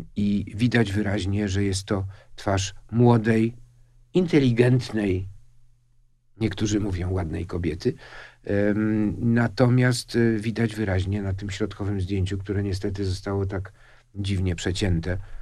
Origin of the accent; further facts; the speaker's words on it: Łódź, Łódź Voivodeship, Poland; się urodziłem w Łodzi w 1949 roku